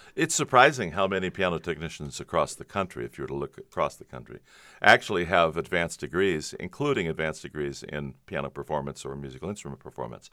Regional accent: Covina, California, United States; Southern California, San Gabriel Valley. Grew up in Covina

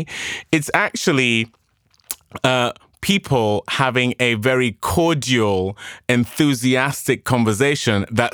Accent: England, United Kingdom; accent: English; I've got my English accent

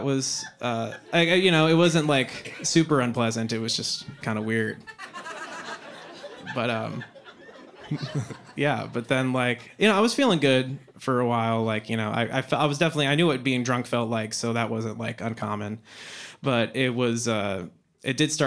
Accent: Boise, Idaho, United States; moved away; growing up in Boise, Idaho, those were where I did most of my elementary school

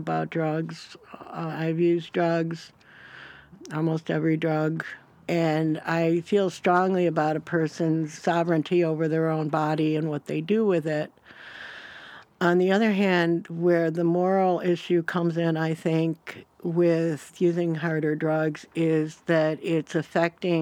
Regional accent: New York, United States; now in Olympia, United States; I'm from New York

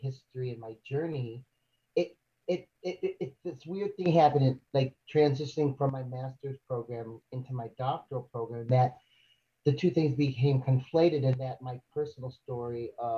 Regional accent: Michigan, United States; also born or lived in Chicago, Illinois; I was born in 1970 in Chicago. When I was 3 years old, my mother, who is white, and was killed by my stepfather. So my brother and I went to Michigan

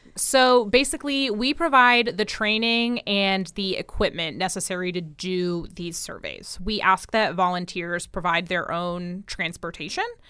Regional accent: New Jersey, United States; now in Florida, United States; I grew up in New Jersey

